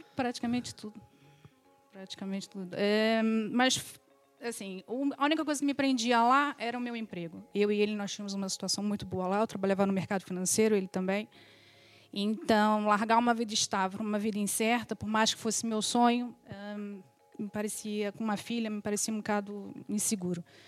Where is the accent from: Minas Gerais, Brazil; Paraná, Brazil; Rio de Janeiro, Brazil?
Rio de Janeiro, Brazil; moved away as an adult; now in Portugal; sou do Rio de Janeiro, sou filha de imigrantes